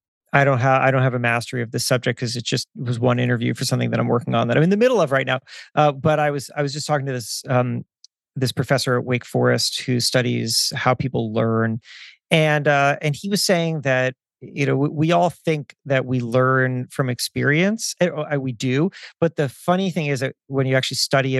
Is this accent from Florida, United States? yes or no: yes; South Florida, United States; moved away; I grew up in South Florida.